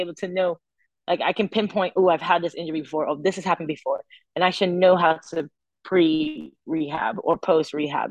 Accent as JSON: {"language": "English", "town": "St. Augustine", "country": "Trinidad & Tobago", "tie": "born or raised there", "also_born_or_lived": "Nashville, Tennessee", "moved": "yes", "lives_now": "United States", "said": "I'm from a place called St. Augustine um, in Trinidad, which is it's near the university"}